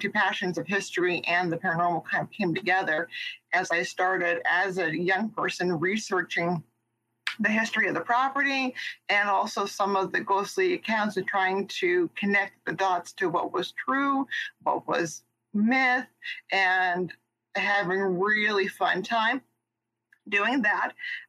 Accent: San Diego, California, United States; moved away as an adult; now in Virginia, United States; I currently live in Virginia, but I'm originally was born and raised in San Diego, California.

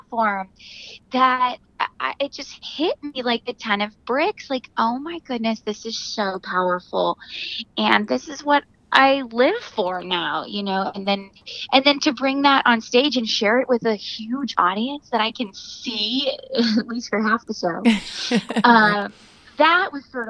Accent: near St. Louis, Missouri, United States; now in New York, United States; Rolla is 30 minutes from my hometown, one direction, and then St. Louis is an hour the other

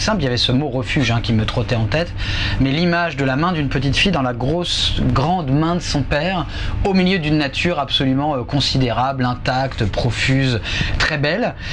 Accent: Le Havre, Normandy, France; moved away; je suis dans ma ville natale

